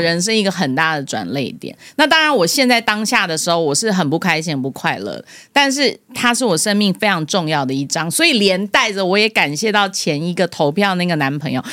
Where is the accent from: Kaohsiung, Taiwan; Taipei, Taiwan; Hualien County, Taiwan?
Taipei, Taiwan; also born or lived in Hong Kong; 我妈生我的时候在香港生，然后一生完之后带来台北